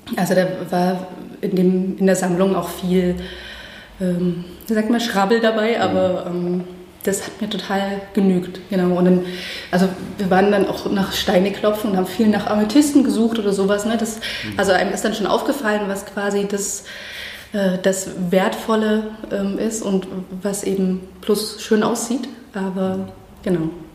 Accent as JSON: {"language": "German", "town": "Chemnitz", "region": "Saxony", "country": "Germany", "tie": "born or raised there", "also_born_or_lived": "Halsbrücke", "said": "wir sind ja dann in Chemnitz aufgewachsen."}